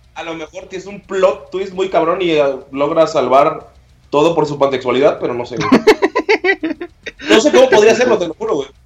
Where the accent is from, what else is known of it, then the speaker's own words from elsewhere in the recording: Yucatán, Mexico; Nacimos en la, peli en la República de Yucatán.